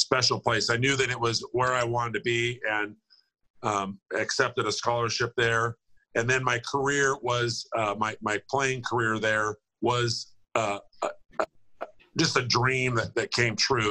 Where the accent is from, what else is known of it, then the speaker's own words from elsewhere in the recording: Oregon, United States; moved away; also born or lived in Montana; I grew up in Oregon